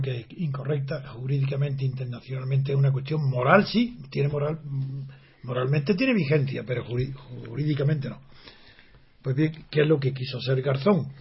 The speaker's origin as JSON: {"language": "Spanish", "area": "Alpujarra", "region": "Andalusia", "country": "Spain", "said": "soy de la Alpujarra"}